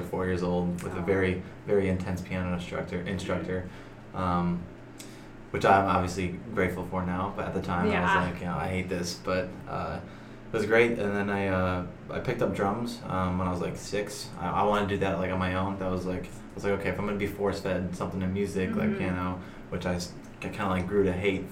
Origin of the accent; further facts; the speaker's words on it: Chicago, Illinois, United States; Born and raised in Chicago